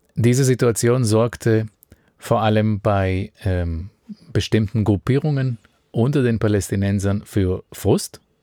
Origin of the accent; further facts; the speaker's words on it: Israel; In dem Ort, wo ich aufgewachsen bin